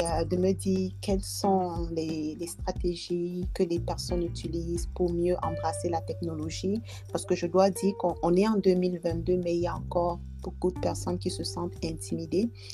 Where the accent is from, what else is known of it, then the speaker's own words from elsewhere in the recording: Dschang, West, Cameroon; moved away as an adult; now in Canada; j'ai grandi à Tchang